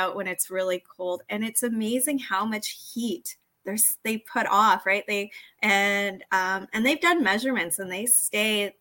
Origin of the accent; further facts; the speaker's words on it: Arizona, United States; now in Canada; I actually grew up in the States, but I grew up in Arizona